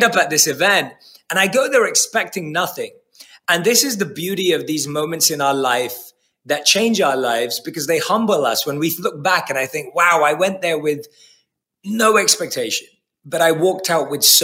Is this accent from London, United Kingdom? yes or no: yes; London, United Kingdom; I was born and raised in London